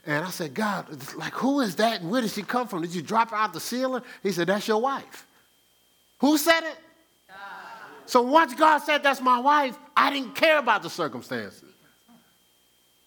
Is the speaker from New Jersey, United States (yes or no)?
yes; New Jersey, United States; moved away; I'm from Jersey